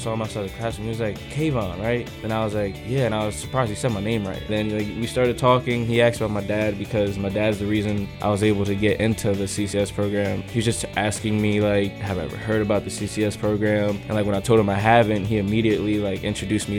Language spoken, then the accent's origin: English; Fort Dix, New Jersey, United States; I grew up right outside of Fort Dix